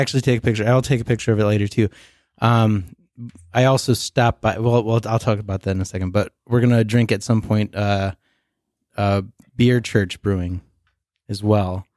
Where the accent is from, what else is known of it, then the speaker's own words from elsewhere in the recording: Rockford, United States; I was from Rockford